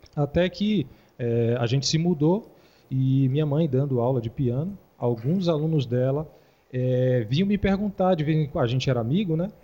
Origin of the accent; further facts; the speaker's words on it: Vitória da Conquista, Bahia, Brazil; also born or lived in Feira de Santana, Brazil; now in Taguatinga, Brazil; eu sou da Bahia. É, nascido em Vitória da Conquista, morei, é, em Feira de Santana, eu venho de Feira de Santana